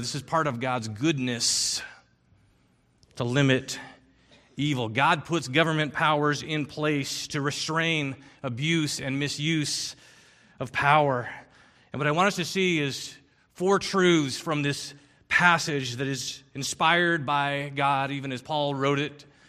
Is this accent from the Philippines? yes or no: yes; Philippines; I grew up in the Philippines